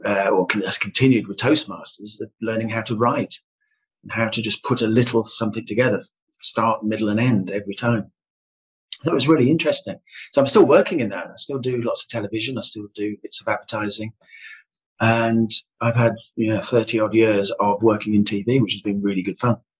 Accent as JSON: {"language": "English", "town": "Solihull", "region": "West Midlands", "country": "United Kingdom", "tie": "born or raised there", "said": "I am also a Silhillian. Yeah, um, if you're born and bred in Solihull, you are a Silhillian."}